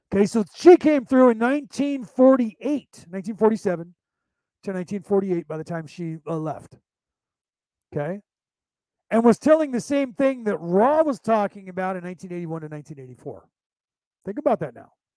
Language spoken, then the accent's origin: English; United States; I'm an American born Irish, but my, my Gaelic isn't as good as his